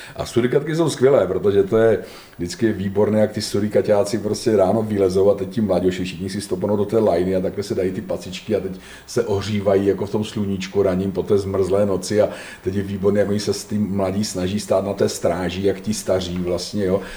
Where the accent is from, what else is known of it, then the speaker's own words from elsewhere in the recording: Czechia; my máme jako Češi